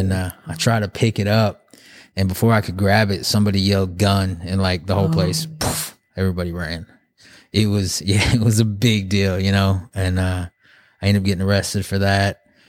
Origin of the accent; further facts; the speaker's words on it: Muskogee, Oklahoma, United States; born there; so I was born in Muskogee. My mom, she's Navajo. She's from the reservation in Arizona, the Navajo reservation.